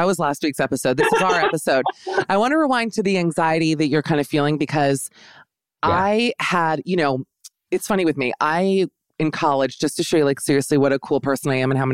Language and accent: English; Miami, Florida, United States; I'm a full Jew from Miami